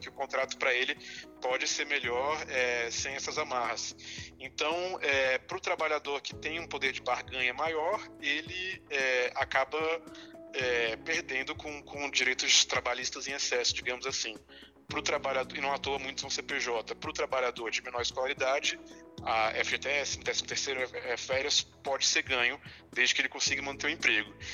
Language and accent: Portuguese; Brasília, Federal District, Brazil; eu sou, sou brasiliense